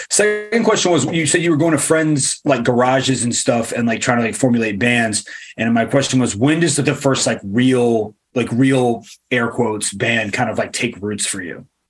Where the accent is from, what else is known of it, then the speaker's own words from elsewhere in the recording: Richmond, Virginia, United States; I grew up like in Richmond